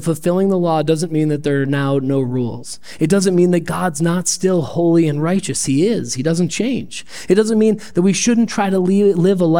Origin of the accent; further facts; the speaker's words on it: Perry, United States; now in Rochester, United States; I grew up in Perry